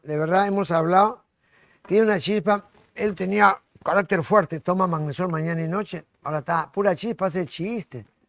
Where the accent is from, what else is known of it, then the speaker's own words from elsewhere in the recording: Lima, Peru; La maternidad donde yo nací